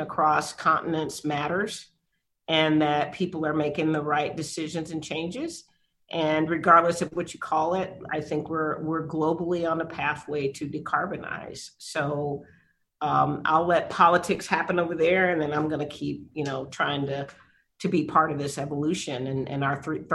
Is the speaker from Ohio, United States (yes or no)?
no; San Antonio, Texas, United States; I was born here in San Antonio on the east side of town